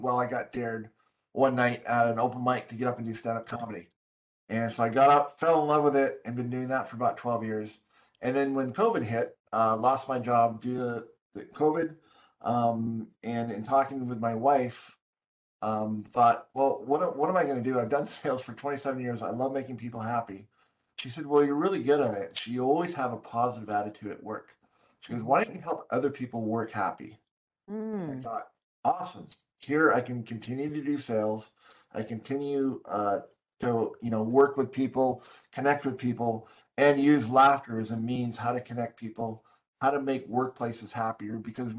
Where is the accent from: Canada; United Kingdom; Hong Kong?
Hong Kong; Well, I'm born and raised in Hong Kong, although I'm a white Caucasian male.